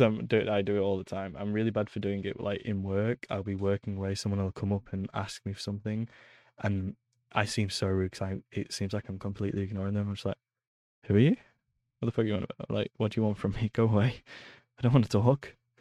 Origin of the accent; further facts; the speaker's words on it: Preston, North West England, United Kingdom; moved away; I grew up in a town in England called Preston.